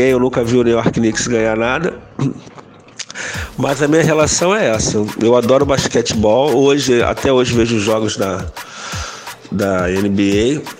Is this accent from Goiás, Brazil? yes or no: no; Rio de Janeiro, Brazil; agitador, produtor e ativista na área da cultura. Tenho 53 anos, é, sou carioca da Gema, nascido em Laranjeiras, nascido e criado na Glória, por isso que sou conhecido como